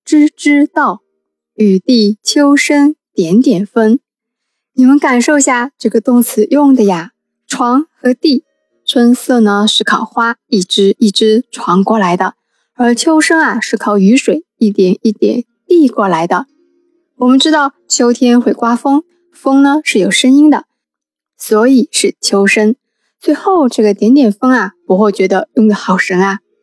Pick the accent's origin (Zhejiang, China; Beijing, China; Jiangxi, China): Zhejiang, China; Wenzhou; 那叶氏是我们温州人嘛